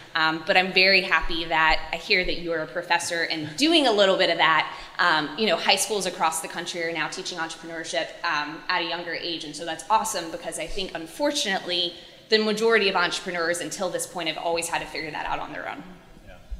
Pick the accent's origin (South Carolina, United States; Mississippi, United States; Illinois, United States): South Carolina, United States; Clemson; moved away; I was from a little town called Clemson.